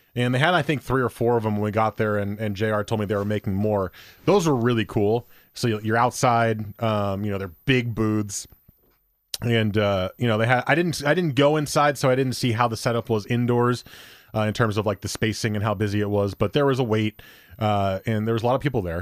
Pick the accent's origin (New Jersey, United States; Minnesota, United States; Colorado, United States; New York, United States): New Jersey, United States; I grew up in New Jersey